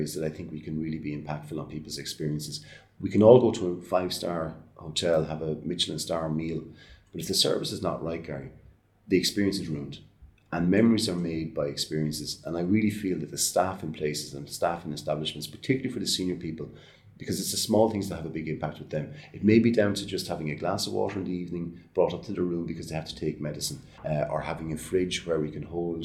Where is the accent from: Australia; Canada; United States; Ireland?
Ireland; our lives growing up in Ireland, we're well used to going around to answer our grandparents' houses